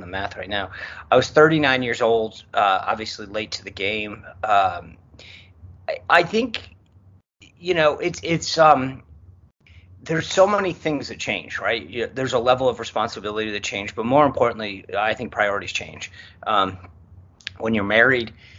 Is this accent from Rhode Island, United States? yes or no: yes; Rhode Island, United States; I grew up in Rhode Island